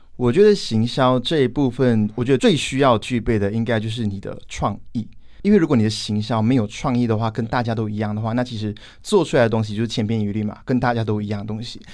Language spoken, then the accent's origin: Chinese; Malaysia; 今年二十五岁，我来自马来西亚